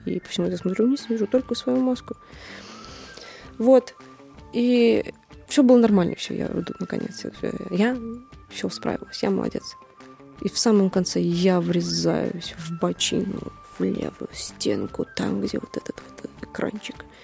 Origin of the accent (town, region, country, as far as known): Moscow, Russia